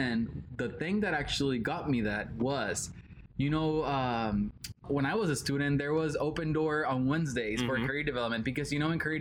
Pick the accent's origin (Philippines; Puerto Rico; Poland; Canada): Puerto Rico; English is a second language; moved away; I'm 19 years old. I'm from Puerto Rico.